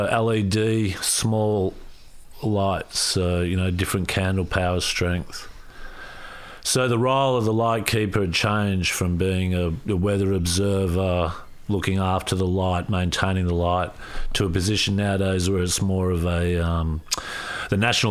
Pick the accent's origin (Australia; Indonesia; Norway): Australia; Ferntree Gully, Victoria; also born or lived in Mallacoota / Dandenongs; now in Torquay, Australia; I was born here in Australia